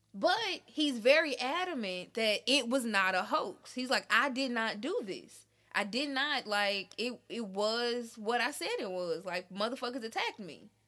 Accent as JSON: {"language": "English", "town": "Memphis", "region": "Tennessee", "country": "United States", "moved": "yes", "lives_now": "Nashville, United States", "said": "I'm also from Memphis"}